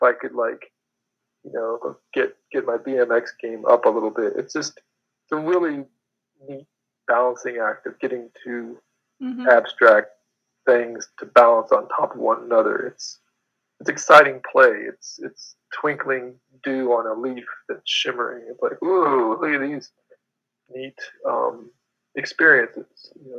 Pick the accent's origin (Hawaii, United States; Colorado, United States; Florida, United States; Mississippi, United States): Colorado, United States; Denver; now in Moab, United States; In Denver, Colorado. Oh, yeah. Mostly.